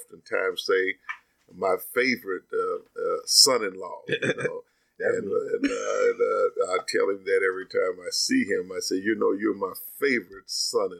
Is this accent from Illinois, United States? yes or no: no; Princeton, Kentucky, United States; I came from Princeton, Kentucky